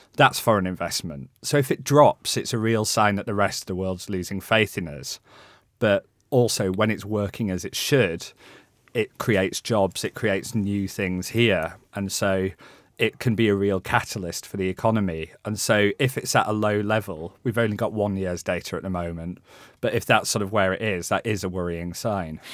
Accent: Halifax, Yorkshire and the Humber, United Kingdom; moved away; I grew up in West Yorkshire. I grew up in Halifax

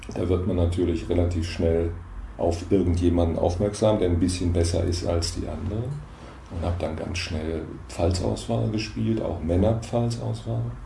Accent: Mannheim, Baden-Württemberg, Germany; moved away; also born or lived in Lünen, Westphalia / Aachen; Ich bin geboren in Lünen in Westfalen und im Wesentlichen in Mannheim aufgewachsen, 13 Jahre lang

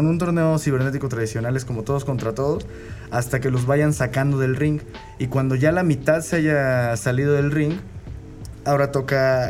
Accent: Mexico; a nosotros como mexicanos

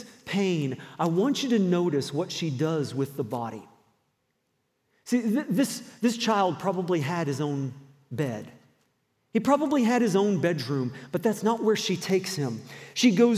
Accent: the South, United States; also born or lived in New Brunswick, Canada / Roanoke, Virginia; now in Moncton, Canada; I spent a lot of my growing up years in the southern states.

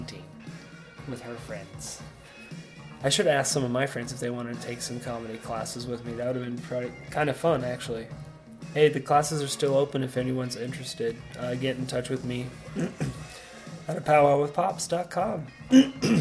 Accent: Sarasota, Florida, United States; The kid I grew up with down in Sarasota

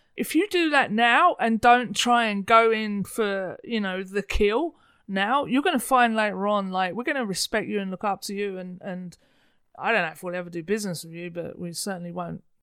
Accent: United Kingdom; moved away; being a Brit

